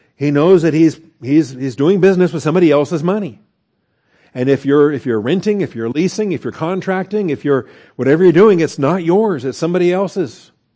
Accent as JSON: {"language": "English", "town": "Seattle", "region": "Washington", "country": "United States", "tie": "born or raised there", "said": "growing up in Seattle, Washington"}